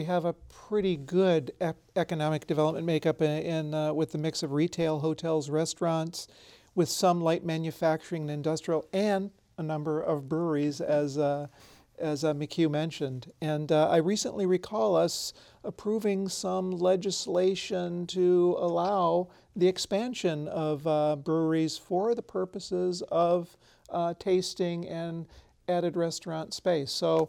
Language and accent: English; Michigan, United States; moved away; I come from Michigan originally, you know, 40 some years ago.